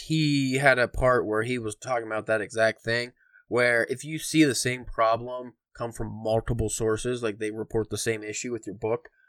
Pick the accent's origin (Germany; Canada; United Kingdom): United Kingdom; England; because I'm English